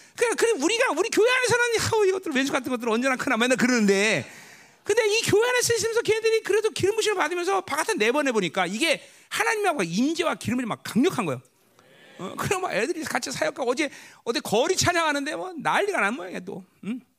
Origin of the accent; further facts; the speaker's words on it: Ganghwa, Incheon, South Korea; moved away; 내 고향은 가, 강한데